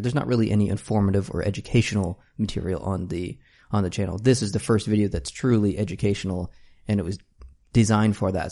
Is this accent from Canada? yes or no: yes; Canada; as a Canadian